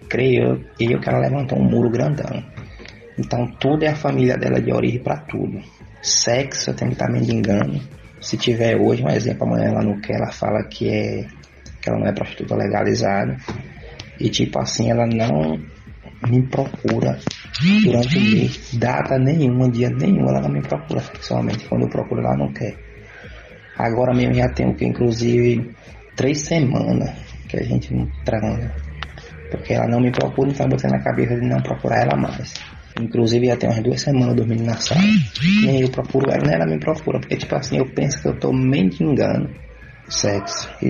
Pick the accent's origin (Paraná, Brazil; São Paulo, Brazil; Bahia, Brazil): Bahia, Brazil; Eu sou da Bahia